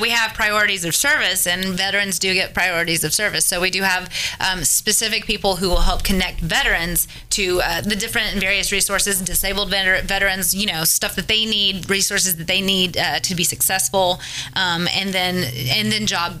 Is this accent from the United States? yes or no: yes; Hendersonville, Tennessee, United States; also born or lived in Gallatin, Tennessee; I'm from the Gallatin area. I lived in Hendersonville growing up, and then I am now moved to Gallatin.